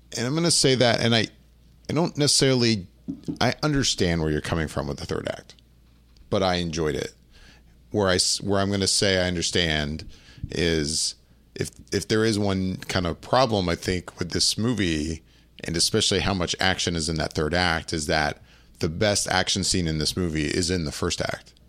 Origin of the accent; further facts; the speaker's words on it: Orlando, Florida, United States; I grew up in Orlando